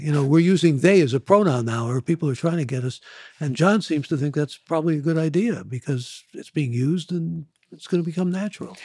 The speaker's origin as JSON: {"language": "English", "region": "Ohio", "country": "United States", "moved": "yes", "said": "I'm from Ohio originally"}